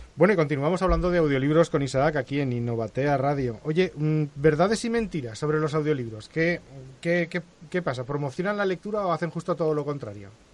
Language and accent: Spanish; Spain; por ser de esta parte del océano